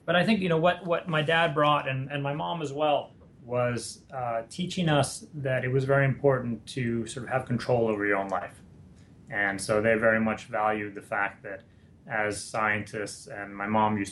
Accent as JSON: {"language": "English", "region": "New York", "country": "United States", "tie": "born or raised there", "said": "I'm a New Yorker, and I grew up there, was born there and raised there"}